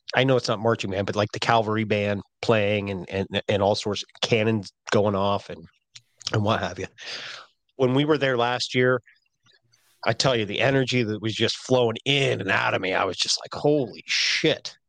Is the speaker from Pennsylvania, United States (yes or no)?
yes; Pennsylvania, United States; I'm from Pennsylvania